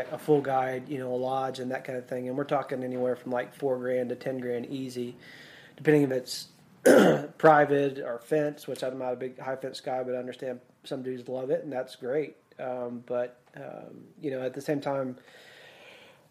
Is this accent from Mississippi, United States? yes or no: yes; Mississippi, United States; I grew up whitetail hunting there in Mississippi